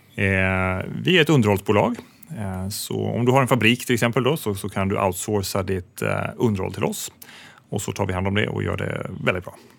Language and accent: Swedish; Sweden; som svensk